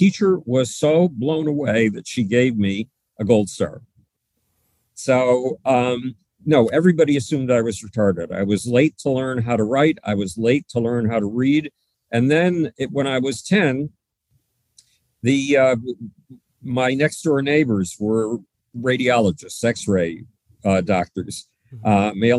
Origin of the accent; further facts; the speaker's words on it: Buffalo, New York, United States; Buffalo, New York, my hometown